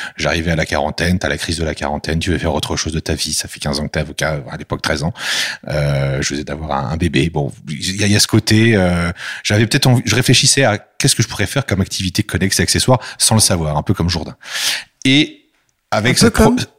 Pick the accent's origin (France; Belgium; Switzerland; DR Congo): France; chez nous en France